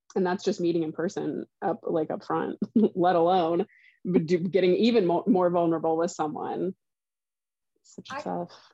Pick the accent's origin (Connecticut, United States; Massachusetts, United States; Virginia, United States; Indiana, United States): Indiana, United States; Southern; moved away; I grew up in Southern Indiana